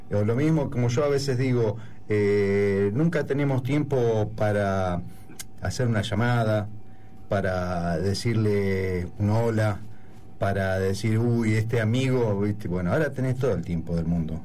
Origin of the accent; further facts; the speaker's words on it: Buenos Aires, Argentina; moved away; como buen porteño o bonaerense